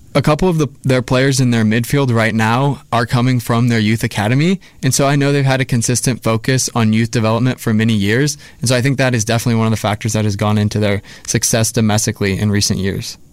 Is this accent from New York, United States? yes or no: no; San Antonio, Texas, United States; I'm a senior from San Antonio, Texas